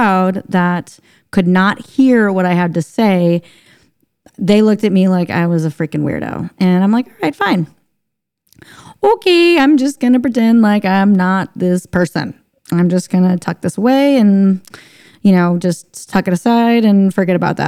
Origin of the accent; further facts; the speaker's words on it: St. Louis, Missouri, United States; moved away as an adult; also born or lived in Hawaii; I grew up in St. Louis, Missouri, but it was out in the rural parts